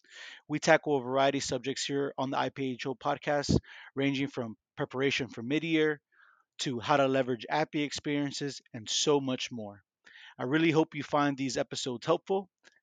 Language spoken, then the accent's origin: English; Miami, Florida, United States; also born or lived in Vancouver / Atlanta / Boston; I grew up in Miami, very culturally diverse place, but I've been moved around like yourself, Vancouver, Miami, Atlanta, Boston